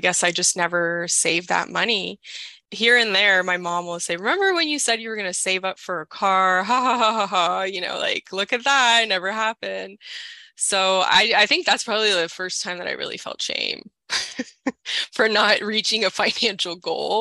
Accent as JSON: {"language": "English", "town": "Toronto", "region": "Ontario", "country": "Canada", "said": "I'm 31 and I'm from Toronto"}